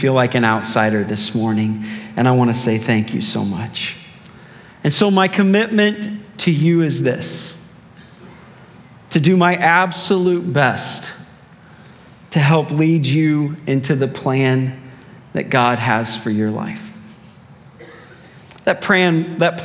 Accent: Cardinal country, Midwest, United States; I grew up in Cardinal country

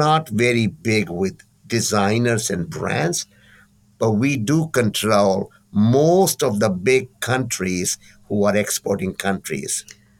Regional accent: California, United States; I'm from California. And California is known for its capabilities in design and development, creativity, and so on.

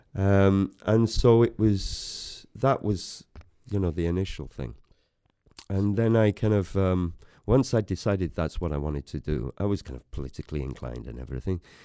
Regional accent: Bethesda, Wales, United Kingdom; also born or lived in Greece / West Germany; I come from Wales. I'm proud of it. I come from, um, Bethesda originally. I went to Bethesda school.

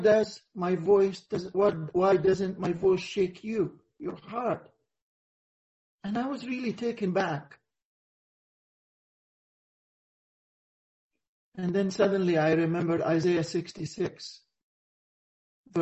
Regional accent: Egypt; it happened in our country, in Mount Sinai

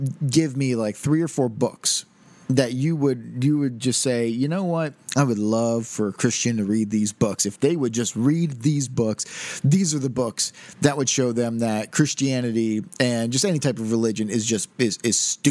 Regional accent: United States; Since I am an American

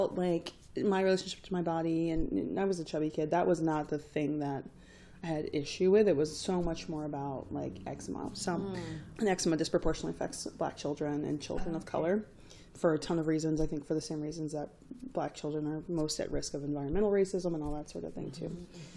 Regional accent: Greensboro, North Carolina, United States; Where I grew up in Greensboro, North Carolina, at the time, we had very little other racial diversity besides black and white.

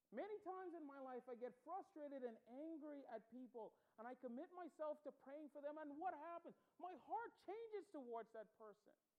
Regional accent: Bahamas; accent: Bahamian; moved away as an adult; so I grew up in the Bahamas. I was born there, raised there

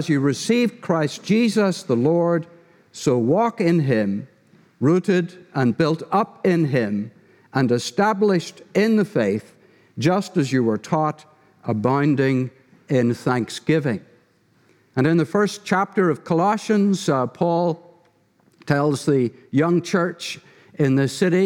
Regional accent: Derry, Northern Ireland, United Kingdom; moved away; my wife Donna and I are from Ireland, from the town of Derry.

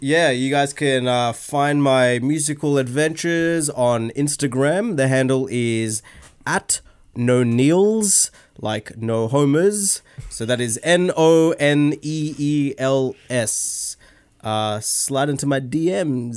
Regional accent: Australia; also born or lived in London, United Kingdom / Sydney, Australia; I grew up here in Australia

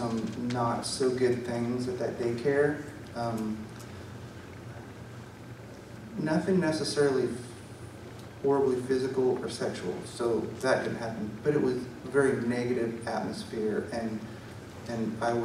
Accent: Newton, United States; I was born and raised here in Newton, went to all my school here in Newton.

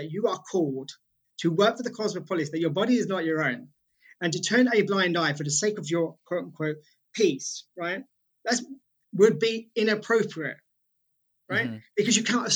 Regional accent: United Kingdom; As a British person

